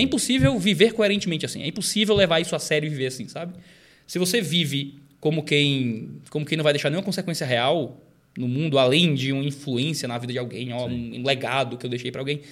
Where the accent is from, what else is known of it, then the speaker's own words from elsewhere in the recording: Fortaleza, Ceará, Brazil; Nasci e cresci em Fortaleza